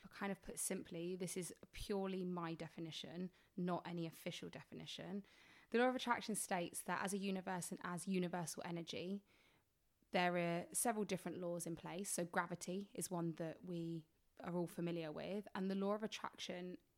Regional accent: England, United Kingdom; I'm from England

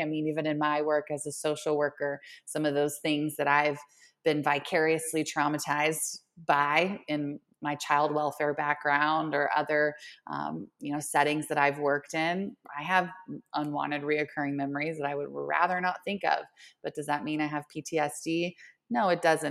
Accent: Oklahoma City, Oklahoma, United States; moved away as an adult; now in Denver, United States; I am originally from Oklahoma, Oklahoma City. and, uh, born and raised until I made the jump to Colorado

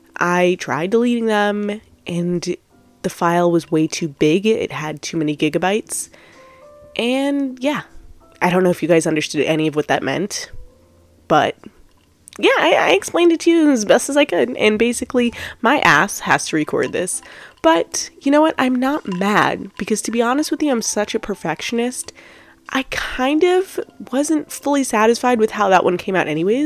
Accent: Long Island, New York, United States; I'm from Long Island, New York

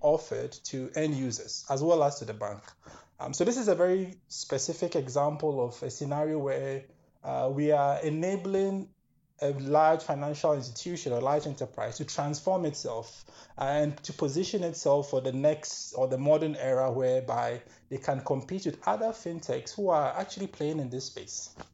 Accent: Ghana; moved away as an adult; also born or lived in Kenya / United Kingdom; now in Germany; I'm originally from Ghana, born, raised, school there

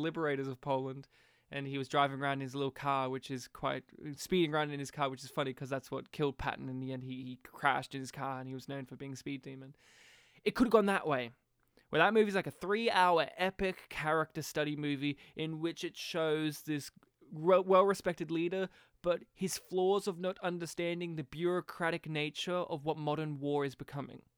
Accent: Australia; as an Australian, and as a young Australian

